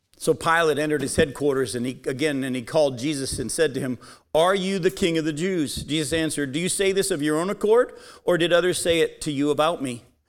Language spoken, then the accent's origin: English; United States; I love being an American. I'm proud to be an American.